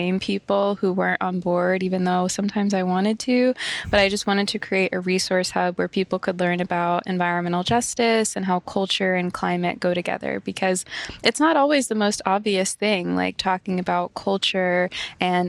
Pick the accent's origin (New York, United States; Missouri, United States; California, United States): Missouri, United States; St. Louis; I grew up in the Midwest in the U.S